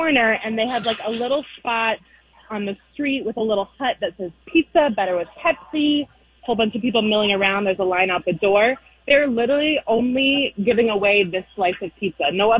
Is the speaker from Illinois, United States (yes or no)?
no; Minnesota, United States; also born or lived in New York City; now in New York, United States; I'm originally from Minnesota, so I have that Minnesota palate.